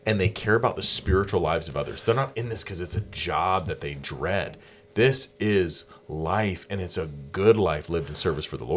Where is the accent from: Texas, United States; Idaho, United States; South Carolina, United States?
South Carolina, United States; Anderson; also born or lived in Rock Hill, South Carolina; I grew up in Anderson, South Carolina